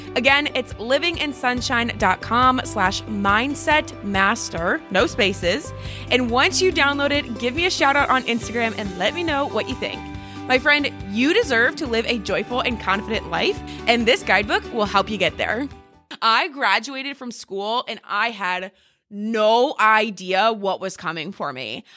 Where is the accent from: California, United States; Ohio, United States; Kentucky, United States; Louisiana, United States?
Ohio, United States; moved away as an adult; also born or lived in New Jersey / Texas; now in Charleston, United States; we grew up in Ohio